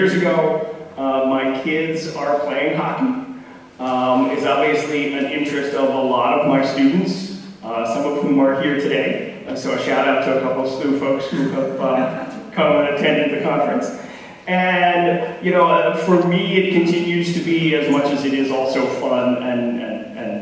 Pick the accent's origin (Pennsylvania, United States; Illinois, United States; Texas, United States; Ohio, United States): Pennsylvania, United States; moved away as an adult; also born or lived in Northern New York; I grew up in Pennsylvania